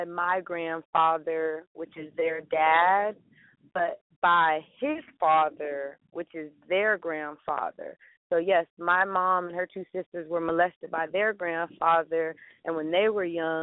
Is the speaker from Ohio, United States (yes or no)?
no; Bay Area, California, United States; I'm from the Bay Area, California